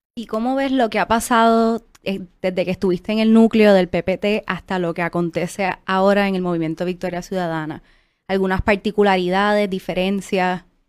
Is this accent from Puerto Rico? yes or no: yes; Isabela, Puerto Rico; yo soy de Isabela